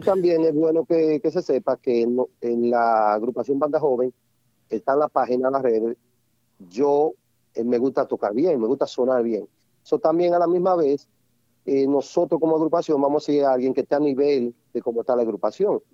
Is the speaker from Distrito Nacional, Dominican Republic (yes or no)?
no; Santiago de los Caballeros, Santiago, Dominican Republic; moved away; Soy de Santiago, nacido y criado